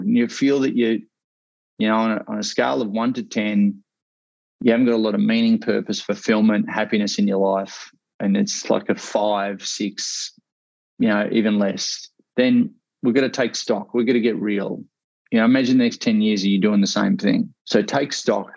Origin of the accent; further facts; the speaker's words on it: Australia; accent: Australian; also born or lived in Ocean Grove, Victoria; my Australian accent